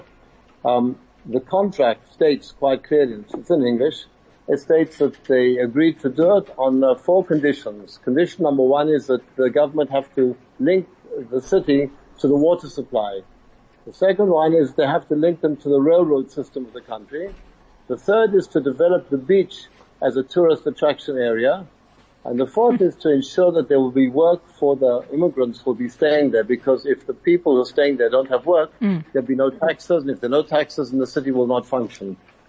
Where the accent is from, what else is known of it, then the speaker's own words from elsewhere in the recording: Johannesburg, Gauteng, South Africa; now in Israel; I was brought up in South Africa in Emerentia